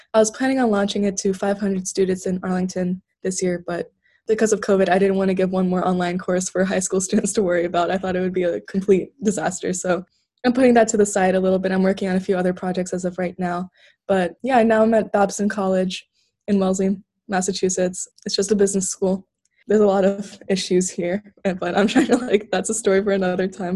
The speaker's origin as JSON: {"language": "English", "country": "Turkey", "tie": "born or raised there", "moved": "yes", "said": "growing up in Turkey"}